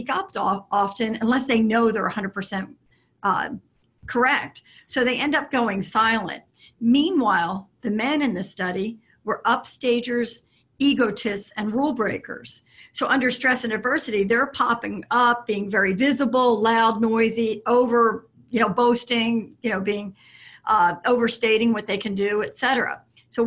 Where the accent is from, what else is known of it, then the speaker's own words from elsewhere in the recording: Philadelphia, Pennsylvania, United States; I was raised in the Philadelphia area